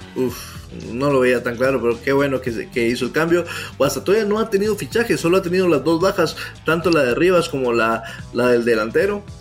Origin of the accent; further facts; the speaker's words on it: Guatemala; todos como guatemaltecos